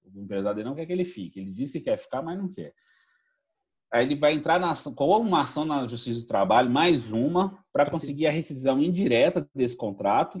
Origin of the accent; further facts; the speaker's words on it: Minas Gerais, Brazil; sendo mineiro